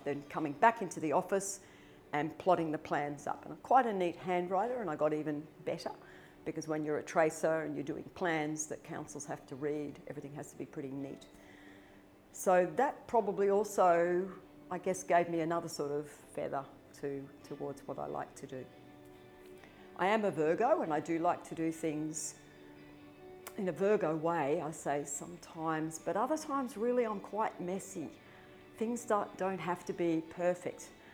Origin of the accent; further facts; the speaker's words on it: Melbourne, Victoria, Australia; as a young girl growing up in Melbourne, which is very cold and rains a lot